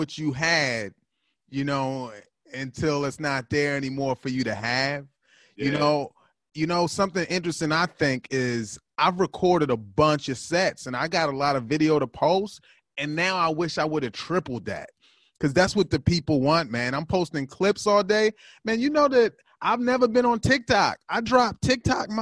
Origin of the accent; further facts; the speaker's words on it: Baltimore, Maryland, United States; now in California, United States; I'm originally from Baltimore, Maryland